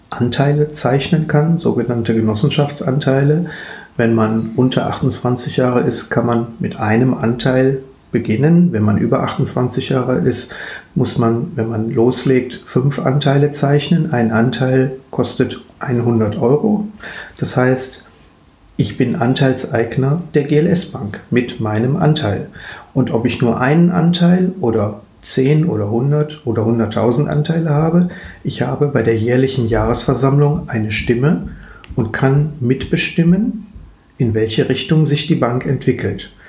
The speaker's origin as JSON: {"language": "German", "town": "Duisburg", "region": "North Rhine-Westphalia", "country": "Germany", "tie": "born there", "lives_now": "Bochum, Germany", "said": "Dazu muss ich mich jetzt erstmal als nicht Bochumer, sondern als gebürtiger Duisburger, der tatsächlich nur seine acht, neun Arbeitsstunden am Tag in Bochum verbringt, outen"}